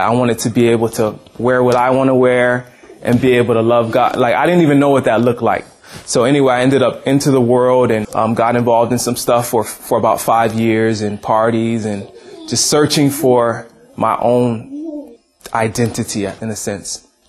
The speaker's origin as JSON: {"language": "English", "region": "Hawaii", "country": "United States", "tie": "born or raised there", "said": "I grew up in Hawaii"}